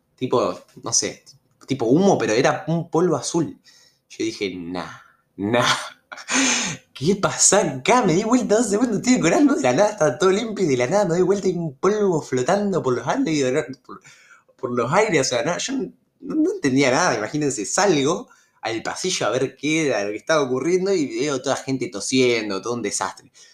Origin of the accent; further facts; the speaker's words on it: Rosario, Santa Fe, Argentina; yo soy de Rosario, eh, Santa Fe. Yo en mi secundaria iba al normal 1, hice toda la, toda la eh, jardín o preescolar, primaria y secundaria, hice todo en el normal 1